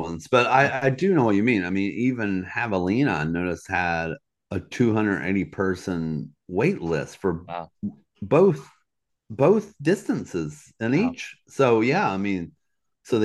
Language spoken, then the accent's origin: English; Southeast, United States; So that's one that I've had on my bucket list just growing up in the Southeast, right?